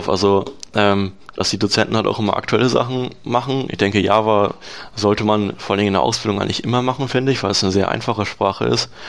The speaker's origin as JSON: {"language": "German", "region": "Lower Saxony", "country": "Germany", "said": "ich komme ja aus der Gegend Lastrup-Löning da in der, also der Ort, wo ich wohne, heißt Norwegen. Äh, sehr kleiner Ort."}